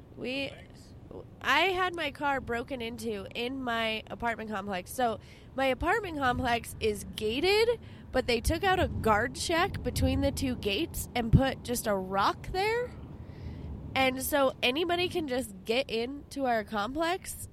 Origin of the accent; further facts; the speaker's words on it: Albuquerque, New Mexico, United States; I grew up in the Heights. Like in high school, I lived in the Heights.